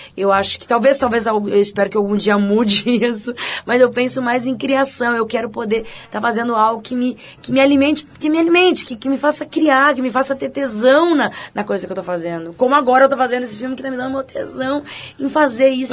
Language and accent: Portuguese; Campo Bom, Rio Grande do Sul, Brazil; moved away; Eu sou de Campo Bom